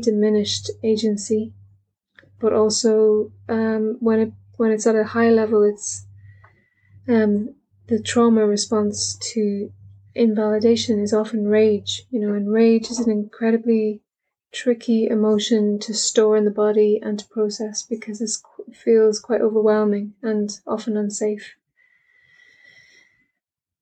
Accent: Ireland; I'm Irish

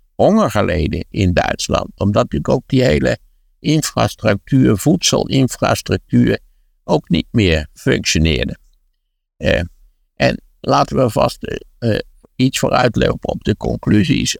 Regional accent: Wageningen, Gelderland, Netherlands; in Wageningen, waar ik ben opgegroeid

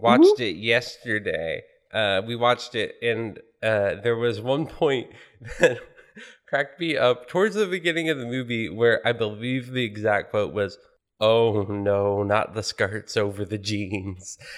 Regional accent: United States; as an American

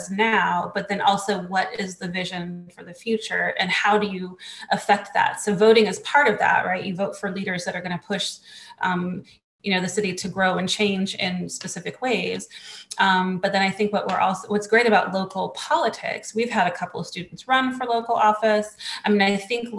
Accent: Charlotte, North Carolina, United States; I'm from Charlotte. I went to West Charlotte High School. I went to Piedmont Middle School. I went to Hickory Grove Elementary School

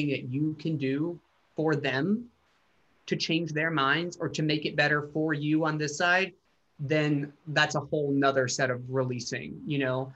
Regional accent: Chattanooga, Tennessee, United States; moved away; I go back to Chattanooga and play my hometown for the first time

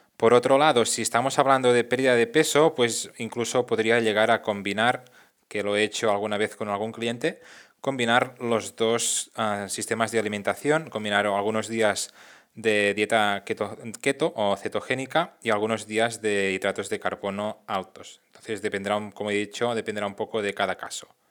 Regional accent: Catalonia, Spain; Aquí en Cataluña, que es de donde soy

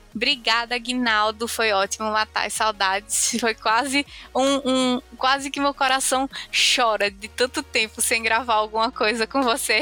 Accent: Brazil; a gente é brasileiro

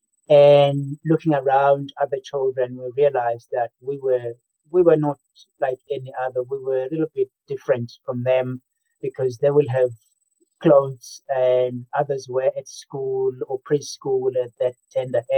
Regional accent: Eswatini; also born or lived in South Africa; I grew up in 2 countries. First, it was rural South Africa, and then I moved on to rural Swaziland

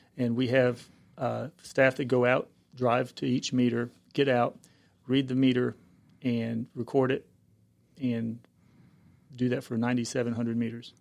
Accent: Cumberland County, North Carolina, United States; also born or lived in Greenville, North Carolina; I'm originally from the Cumberland County area

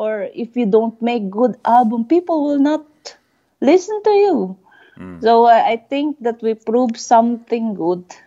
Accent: Philippines; moved away; We Filipinos are proud

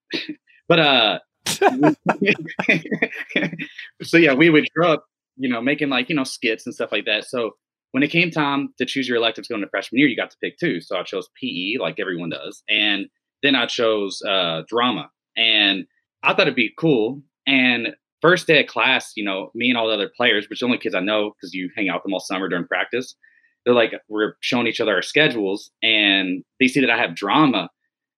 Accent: Mount Washington, Kentucky, United States; I'm from Mount Washington. So, like, Bullitt County

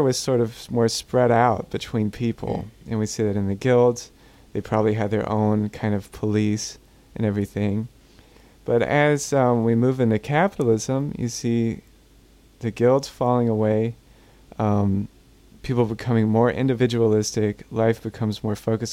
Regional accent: Gulf Coast, United States; I'm from the Gulf Coast, and we go through hurricanes regularly.

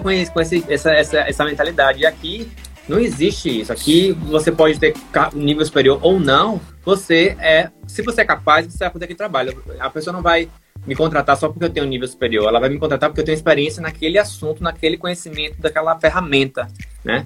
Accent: Brazil; moved away as an adult; eu já saí do Brasil como um gerente

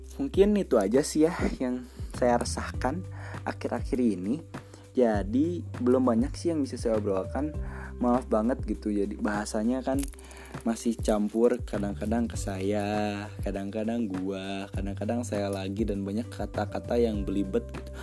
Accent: Cianjur, West Java, Indonesia; saya lahir di Cianjur tanggal satu Februari tahun dua ribu empat. Dan sekarang saya berada di kelas sepuluh atau kelas satu S M A di salah satu S M A unggulan di Cianjur

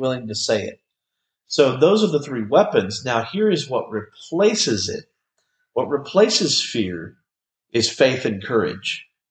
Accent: Bartlett, United States; Me and several of my friends from my hometown of Bartlett

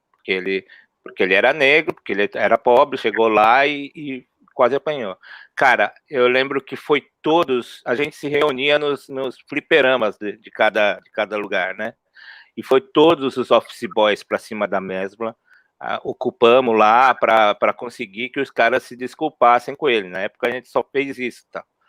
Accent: São Paulo, Brazil; eu cresci na Zona Norte ali, né? No Peri, no Mandaqui

